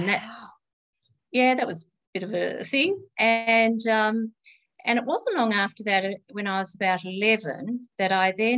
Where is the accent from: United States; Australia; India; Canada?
Australia; Launceston, Tasmania; I live in Launceston and I was born in Launceston. So I've been here all my life